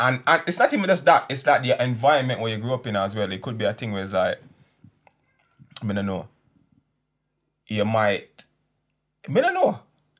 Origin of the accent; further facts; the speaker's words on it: Jamaica; I'm a Jamaican